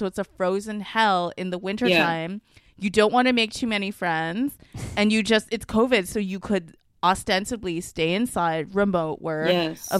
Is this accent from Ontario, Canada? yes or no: yes; Mississauga, Ontario, Canada; moved away; I'm from Toronto, Mississauga, whatever. Golden Horseshoes.